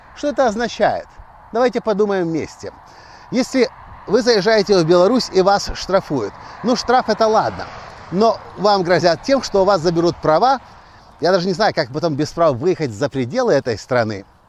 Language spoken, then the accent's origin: Russian; Ukraine; Я приехал из Украины сюда, как турист, как бизнесмен, предприниматель